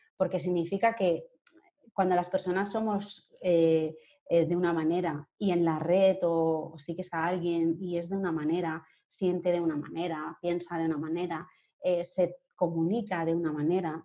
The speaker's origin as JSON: {"language": "Spanish", "town": "Sabadell", "region": "Catalonia", "country": "Spain", "moved": "as an adult", "lives_now": "Madrid, Spain", "said": "soy de Sabadell, de, Barcelona, y bueno, pues me vine a Madrid por amor"}